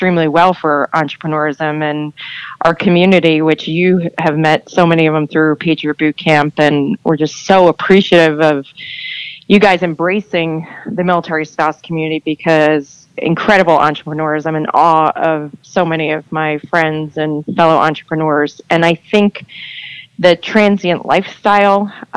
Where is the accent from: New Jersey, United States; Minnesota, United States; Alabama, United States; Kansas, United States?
New Jersey, United States; moved away as an adult; also born or lived in Florida / Maryland / Texas; I'm a born and raised Jersey girl